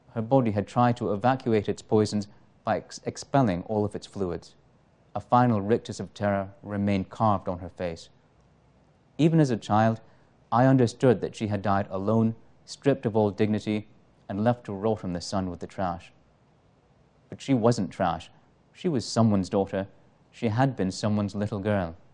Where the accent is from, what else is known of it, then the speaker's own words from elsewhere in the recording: Toronto, Ontario, Canada; I grew up in Toronto's Parkdale neighborhood when it was most beset by drug abuse and its companion crimes.